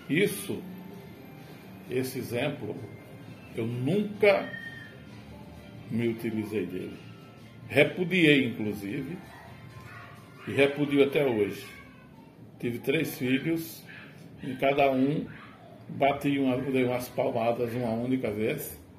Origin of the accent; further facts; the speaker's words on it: São José do Campestre, Rio Grande do Norte, Brazil; Não, nasci no interior. Eu sou interiorano é, de um município da região agreste, do Agreste Potiguar, São José do Campestre. Mas eu nasci no campo, sou de origem camponesa, é, é, no meio rural onde havia muita dificuldade.